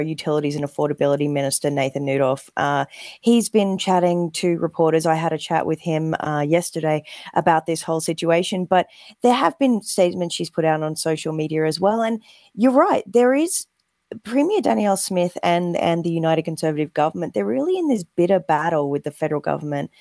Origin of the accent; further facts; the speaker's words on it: Australia; now in Calgary, Canada; I'm an Australian